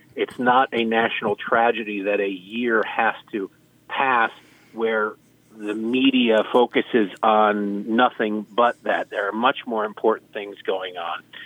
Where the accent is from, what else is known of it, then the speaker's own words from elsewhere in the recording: Detroit, Michigan, United States; now in Baltimore, United States; I grew up in Detroit